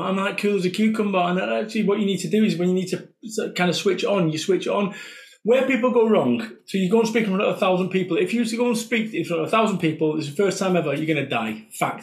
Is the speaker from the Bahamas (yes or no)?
no; Salford, North West England, United Kingdom; I am from Salford, Manchester